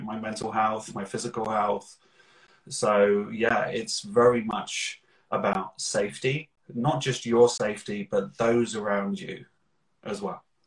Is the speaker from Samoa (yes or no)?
no; Slough, South East England, United Kingdom; I am originally from Slough, which is known for The Office